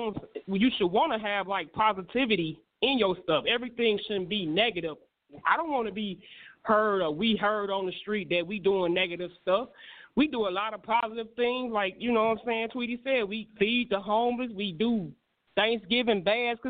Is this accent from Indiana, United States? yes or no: yes; Gary, Indiana, United States; my hometown